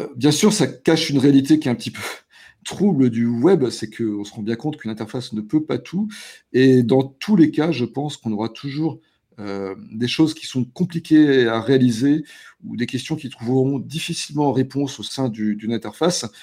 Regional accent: the Nord, Hauts-de-France, France; chez nous dans le Nord

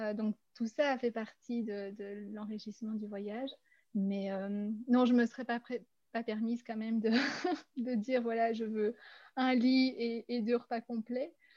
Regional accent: Belgium; now in Brussels, Belgium; je venais de Belgique

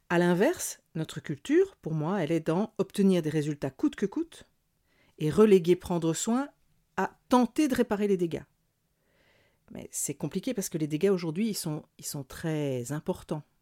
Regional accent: Burkina Faso; chez nous, au Burkina Faso, tous les végétaux servent, si c'est pas à l'humain, c'est au bétail

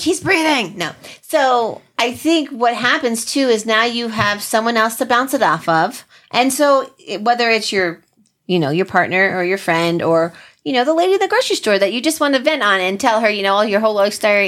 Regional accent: New Jersey, United States; we're from Jersey

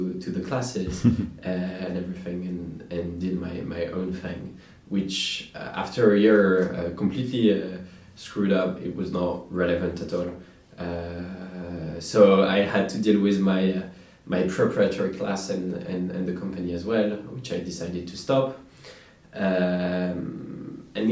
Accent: Normandy, France; grew up in the countryside in Normandy

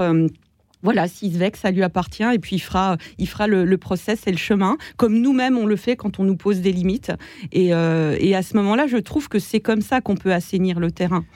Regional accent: eastern France, France; je viens de l'Est de la France

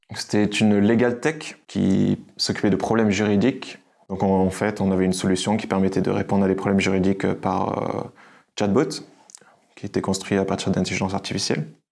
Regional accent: France; moved away as an adult; now in Budapest, Hungary; Je suis un Français d'origine

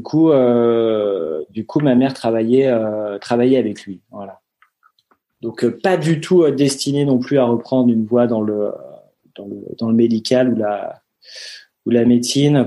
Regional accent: Gouvieux, Hauts-de-France, France; also born or lived in Paris; J'ai grandi dans l'Oise, à Gouvieux, euh, une petite commune à côté de Chantilly.

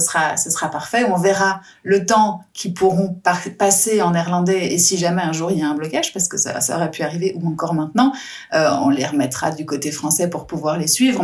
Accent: France; moved away; je suis française

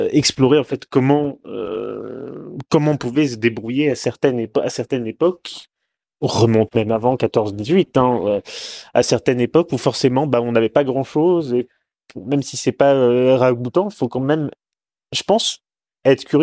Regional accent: Normandy, France; je dis normand

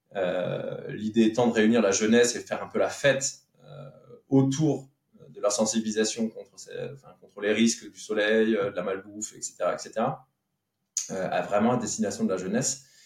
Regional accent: Petite-Rosselle, Grand Est, France; also born or lived in Metz / Paris; now in Saint-Julien-lès-Metz, France; je suis né, euh, euh, à Petite Rosselle, qui est dans le, vraiment dans le, dans l'est de la Moselle, juste à la frontière de l'Allemagne

